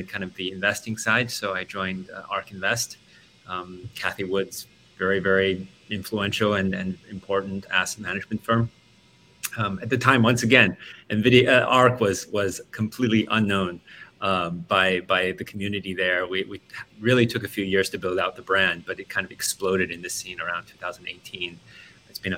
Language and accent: English; Australia; moved away as an adult; also born or lived in Silicon Valley; I grew up in Australia and moved to Silicon Valley to work for them